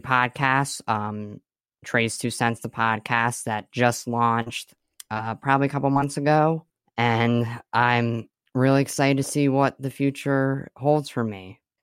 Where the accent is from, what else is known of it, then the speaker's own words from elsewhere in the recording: Swiftwater, Pennsylvania, United States; I'm from Swiftwater, Pennsylvania